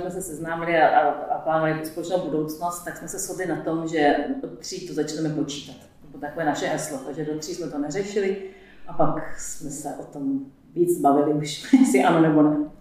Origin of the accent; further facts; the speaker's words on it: Prague, Czechia; now in Hodonín, Czech Republic; já jsem, pocházím z Prahy